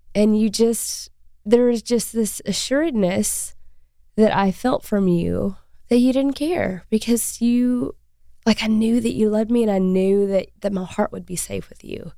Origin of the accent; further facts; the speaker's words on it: Arkansas, United States; We're both from Arkansas